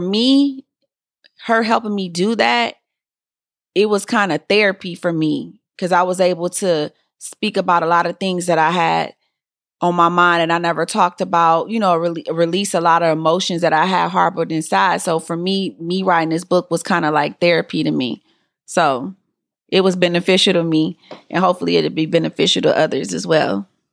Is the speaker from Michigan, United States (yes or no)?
yes; Detroit, Michigan, United States; I was born and raised in Detroit